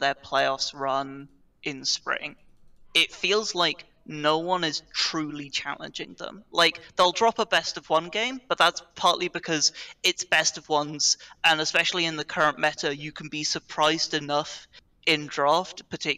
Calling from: London, United Kingdom; I am calling from the London, United Kingdom.

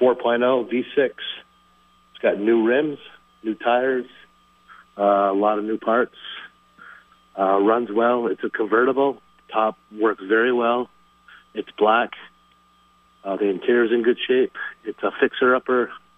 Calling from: Colchester, Vermont, United States; I am calling from Colchester, Vermont.

